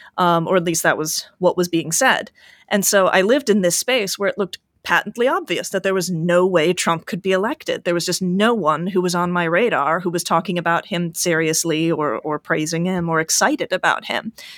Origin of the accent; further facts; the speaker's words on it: United States; as an American